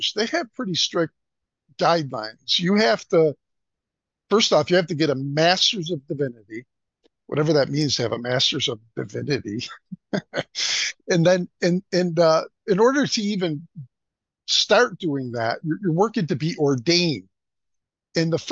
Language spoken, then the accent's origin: English; Buffalo, New York, United States; I was born in Buffalo in Western New York and raised there